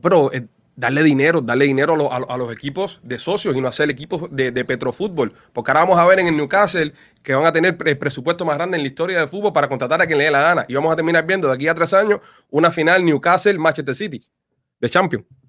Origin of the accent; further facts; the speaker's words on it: Cuba; now in Miami, United States; nosotros los cubanos somos más caribeños